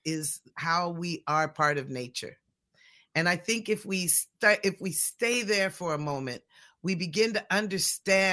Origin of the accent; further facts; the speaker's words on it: Pacific Northwest, United States; born and raised in the Pacific Northwest